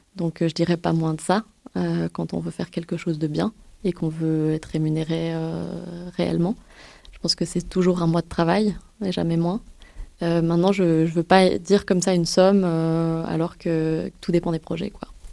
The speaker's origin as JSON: {"language": "French", "country": "France", "said": "je suis française"}